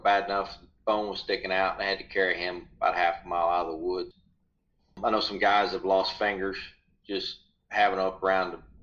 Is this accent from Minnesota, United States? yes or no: no; Ohio, United States; moved away as an adult; I grew up in Ohio